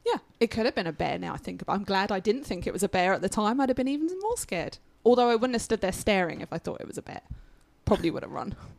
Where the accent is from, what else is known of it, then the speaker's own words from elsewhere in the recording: United Kingdom; now in United States; I am still British